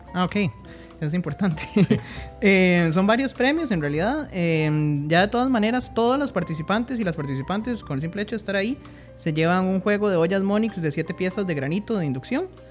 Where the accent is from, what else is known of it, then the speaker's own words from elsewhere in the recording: Heredia, Costa Rica; yo soy de Heredia